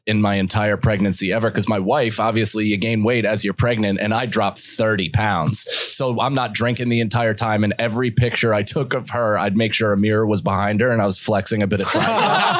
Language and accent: English; Ireland; But yeah, I mean, I'm Irish. My body fucking hangs on to alcohol like it's imperative to live.